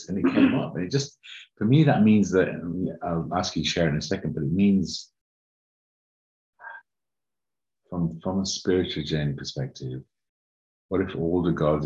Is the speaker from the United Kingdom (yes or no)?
yes; United Kingdom; also born or lived in Uganda; grew up in the UK, different parts of the UK